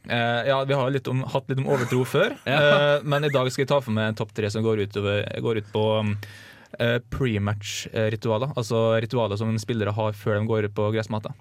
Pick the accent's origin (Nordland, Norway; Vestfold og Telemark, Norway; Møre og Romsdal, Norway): Møre og Romsdal, Norway; Kleive; moved away; det er jo, det er jo hjembygda mi